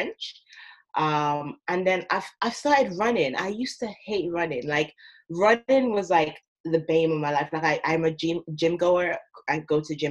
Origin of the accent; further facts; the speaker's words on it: Ireland; moved away as an adult; also born or lived in Nigeria; now in United Kingdom; I'm originally Nigerian. I've grown up in Ireland my whole life.